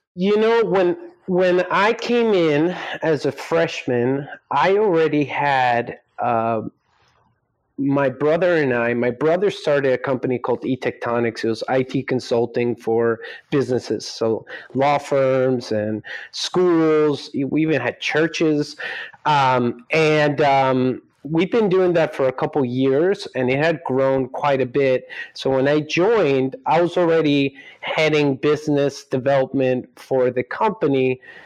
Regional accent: Scarsdale, New York, United States; also born or lived in Colombia; now in Silicon Valley, United States; I was born in New York, raised in Colombia till I was about eight years old, came to the States because my father worked at the United Nations. So that's where I ended up growing up in uh, Westchester County in a, in a city called Scarsdale

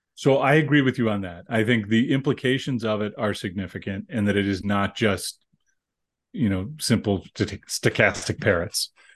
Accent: United States; as an American

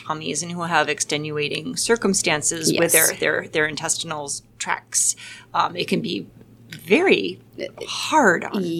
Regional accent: Washington, United States; now in Green Bay, United States; I live in Green Bay, Wisconsin, and I am from Washington State.

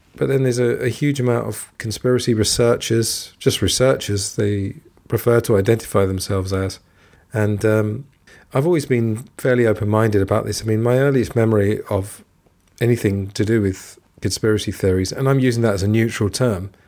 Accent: England, United Kingdom; moved away as an adult; also born or lived in Thailand / Italy / Spain; I'm from England, and I grew up there

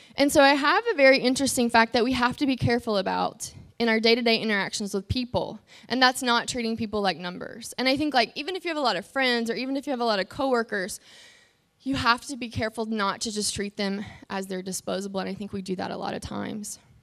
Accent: North Carolina, United States; moved away; I'm from North Carolina

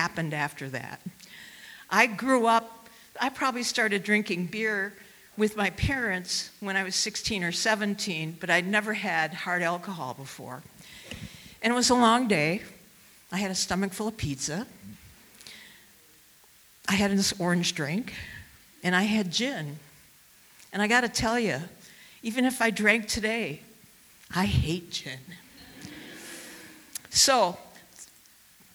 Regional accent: Racine, Wisconsin, United States; born or raised there

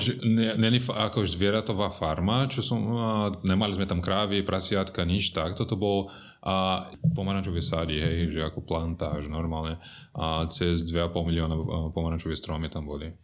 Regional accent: São Paulo, Brazil; Slovak is a second language; moved away as an adult; also born or lived in United States; now in Bratislava, Slovakia; 13 rokov som žil na farme, na pomarančovú farmu

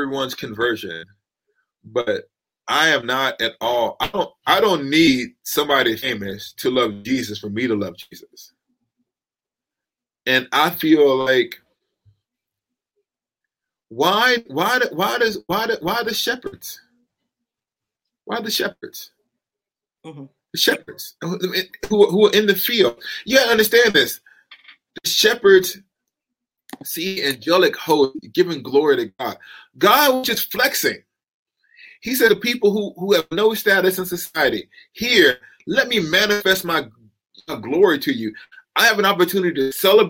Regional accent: the South, United States; I'm from the South

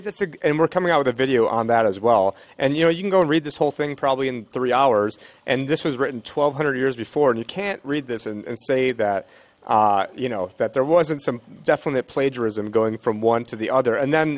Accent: Israel; born there; I have two sisters that are Jewish. I was born in Israel.

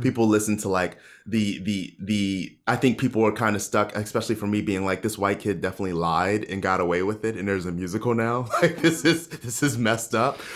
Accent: Baltimore, Maryland, United States; moved away as an adult; also born or lived in Hong Kong; now in New York, United States; my hometown of Baltimore.

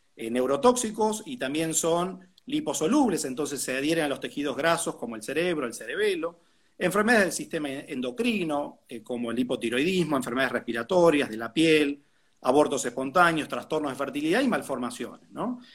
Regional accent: Argentina; nuestro país

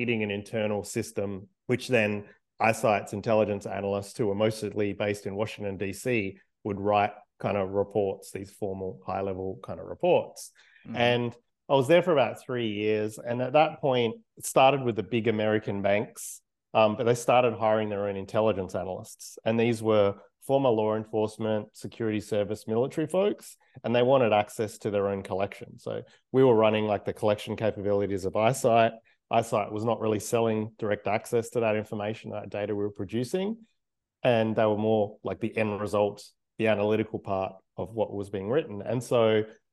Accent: Australia; I'm Australian

